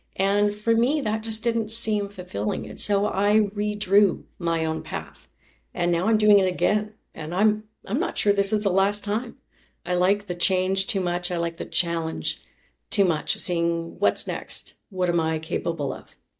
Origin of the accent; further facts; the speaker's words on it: Chilliwack, British Columbia, Canada; moved away; also born or lived in Thompson, Manitoba; my mother moved my sister and myself, my younger sister, to Chilliwack, B C. And that's where I grew up.